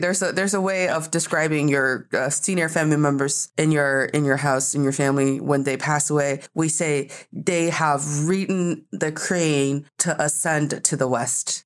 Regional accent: China; also born or lived in United States; as a Chinese person

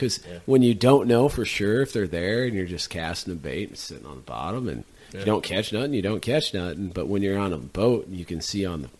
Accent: Midwest, United States; accent: Midwestern; With my thick Midwestern accent, I don't feel like Quebec rolls right off the tongue.

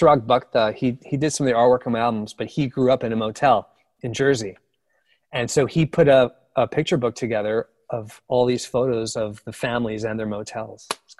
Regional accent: Montreal, Quebec, Canada; born or raised there

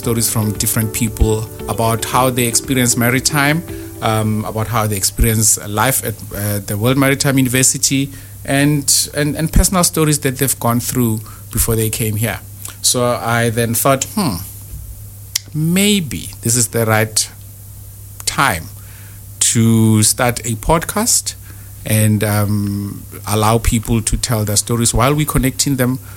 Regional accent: South Africa; moved away as an adult; now in Malmo, Sweden; I am from South Africa

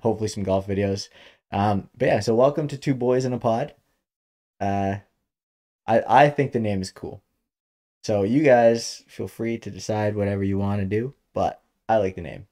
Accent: Ontario, Canada; we're from Ontario, Canada

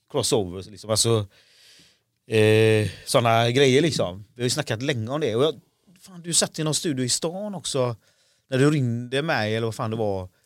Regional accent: Sweden; also born or lived in India; Ja precis, jag är, Indien. Jag är adopterad

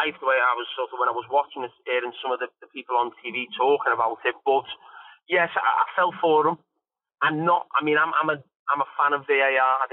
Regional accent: England, United Kingdom; as an Englishman

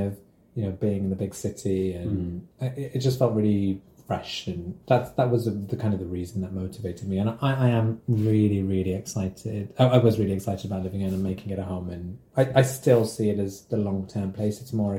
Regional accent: Wolverhampton, West Midlands, United Kingdom; now in London, United Kingdom; it's 1 year away from me being here longer than I grew up in Wolverhampton.

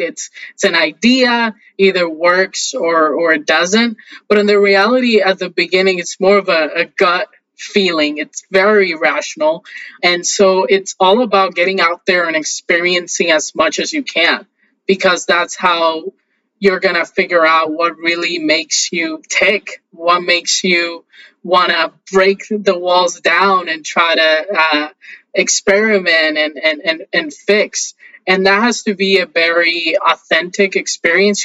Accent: Haina, San Cristóbal, Dominican Republic; I was born in a small town in the Dominican Republic called Haina

